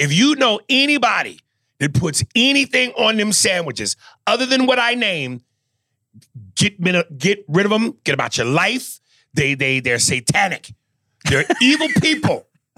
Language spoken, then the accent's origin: English; New York, United States; moved away; as a New Yorker